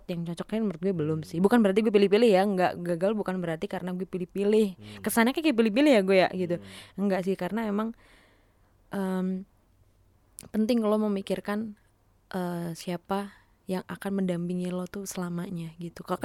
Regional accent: Central Java, Indonesia; dia itu asalnya dari daerah gue maksudnya dari dari Jawa gitu dari dari daerah Soloan gitu

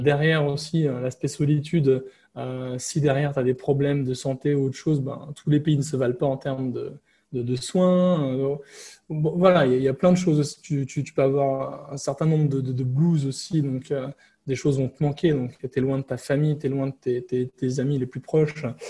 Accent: France; moved away as an adult; now in Vietnam; mon pays d'origine, donc la France

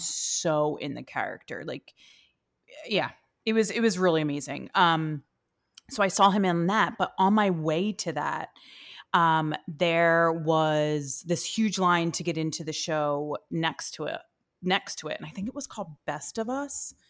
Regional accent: New York City, New York, United States; as a New Yorker, I, I'm not, like, a much of a New Yorker as

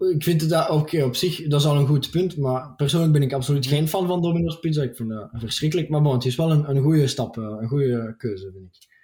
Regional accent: Belgium; also born or lived in Antwerp / Brussels; We zijn met 11 miljoen

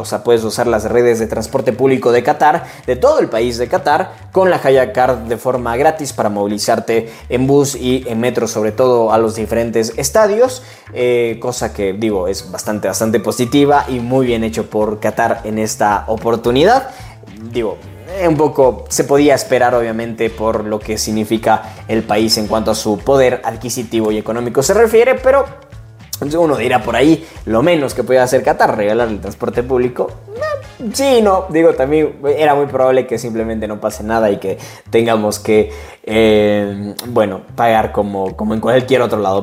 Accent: Cuenca, Azuay, Ecuador; soy de Cuenca, Ecuador

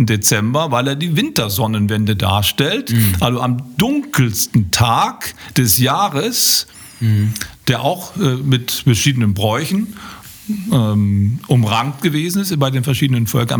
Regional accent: Germany; bei uns in Deutschland

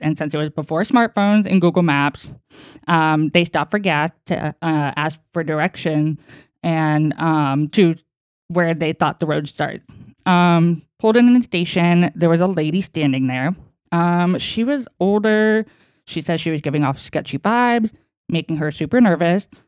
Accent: East Bay, California, United States; we were born and raised in California. Um, we lived in the East Bay, farmland

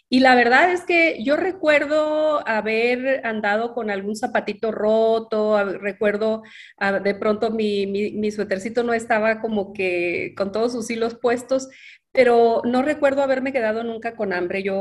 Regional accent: Ciudad Juárez, Chihuahua, Mexico; also born or lived in Mexico City; y crecí principalmente en Ciudad Juárez, Chihuahua, aunque en los recorridos de mis padres, mi papá Juan y mi mamá Andrea, en algún tiempo me tocó vivir también en la Ciudad de México cuando era muy, muy pequeñita. Realmente yo nací en Ciudad Juárez

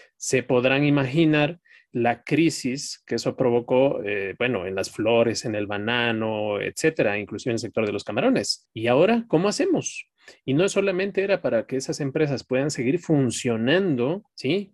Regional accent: Ecuador; En mi país, en Ecuador

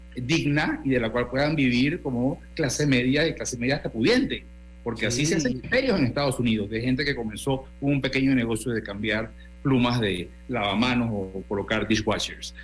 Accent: Panama; lo que somos los panameños

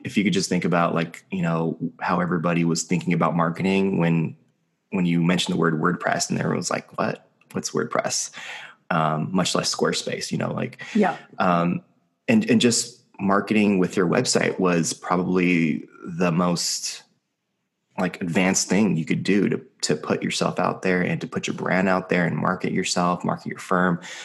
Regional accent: Los Angeles, California, United States; I've been born and raised in Los Angeles my whole life

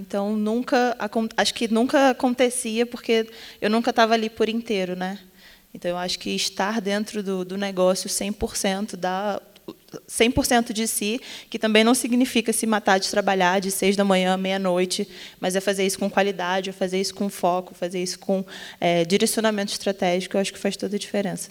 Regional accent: Rio de Janeiro, Brazil; sou do Rio de Janeiro, tenho 25 anos

